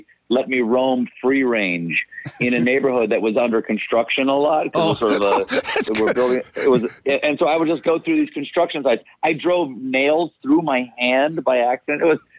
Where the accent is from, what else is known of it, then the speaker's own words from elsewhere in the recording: South Carolina, United States; The street I grew up in South Carolina was on a little pond that had alligators in it.